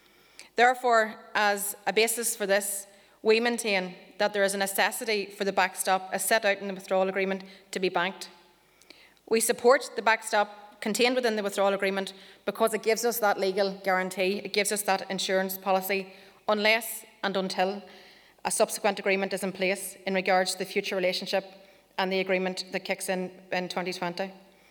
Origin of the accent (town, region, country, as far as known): the North, Northern Ireland, United Kingdom